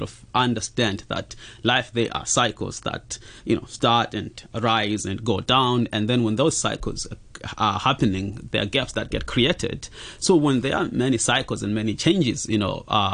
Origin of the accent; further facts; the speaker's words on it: Zimbabwe; now in Hong Kong; So I'm from Zimbabwe and came here in Hong Kong as a refugee